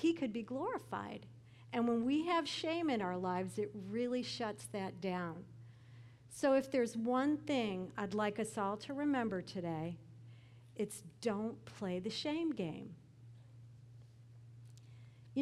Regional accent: Chicago, Illinois, United States; I'm from Chicago

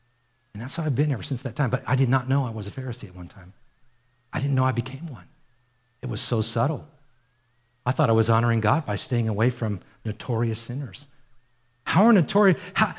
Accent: Ireland; I'm Irish. I was born in Ireland.

